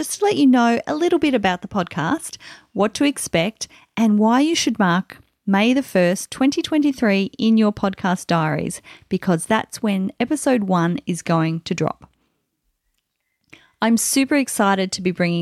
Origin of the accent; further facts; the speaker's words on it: Australia; I'm an Australian author of contemporary women's fiction